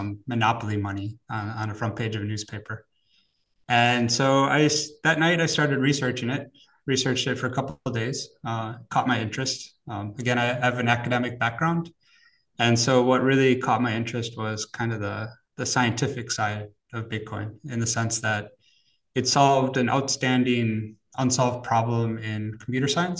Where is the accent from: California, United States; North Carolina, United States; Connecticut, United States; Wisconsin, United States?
Wisconsin, United States; moved away as an adult; now in Zurich, Switzerland; I'm actually originally from America, grew up in Wisconsin